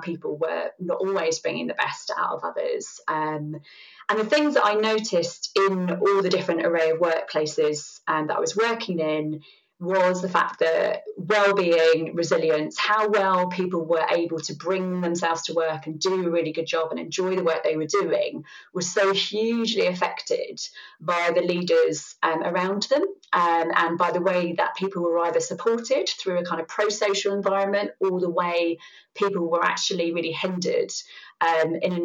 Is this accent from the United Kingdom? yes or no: yes; London, United Kingdom; I grew up in the real kind of heart of East End of London, with this massive Irish family